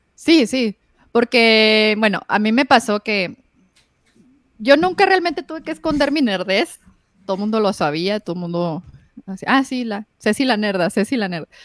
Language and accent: Spanish; Ciudad Juárez, Chihuahua, Mexico; yo crecí en el Infopark. Entonces, yo sí, crecí en el barrio.